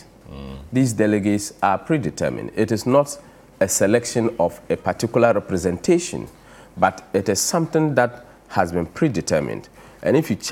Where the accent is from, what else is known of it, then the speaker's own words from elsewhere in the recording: Zabzugu, Northern Region, Ghana; I come from Zabzugu and from the northern region, and being a Dagumba by tribe